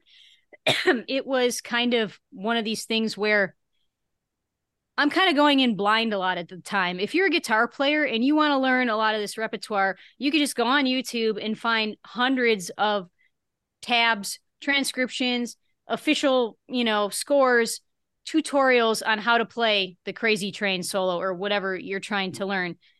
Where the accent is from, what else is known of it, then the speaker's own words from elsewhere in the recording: Buffalo, New York, United States; now in Las Vegas, United States; my hometown, uh, Buffalo, New York area.